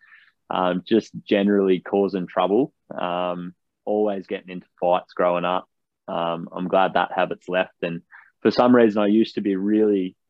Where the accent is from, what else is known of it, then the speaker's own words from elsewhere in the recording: Canberra, Australian Capital Territory, Australia; also born or lived in Batemans Bay, New South Wales; born and bred in Canberra, the Australian capital. It's always been home to me.